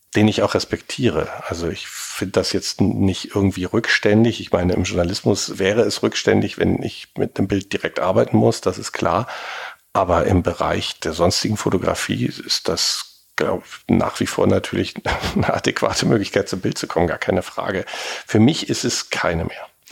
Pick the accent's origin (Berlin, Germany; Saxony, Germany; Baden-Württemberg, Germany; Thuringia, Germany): Berlin, Germany; gebürtiger Berliner